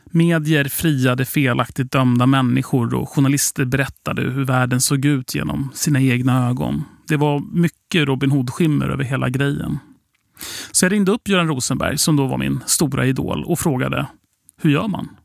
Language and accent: Swedish; Sweden; vi kom från Sverige